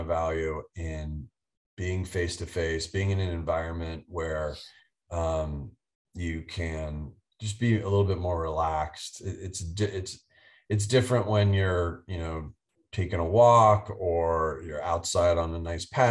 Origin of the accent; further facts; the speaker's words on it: East Coast, United States; also born or lived in Dallas, Texas; I grew up on the East Coast